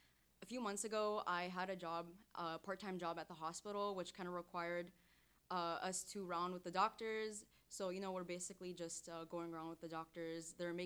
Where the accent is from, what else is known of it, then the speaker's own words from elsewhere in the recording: Syria; moved away; I'm from Syria.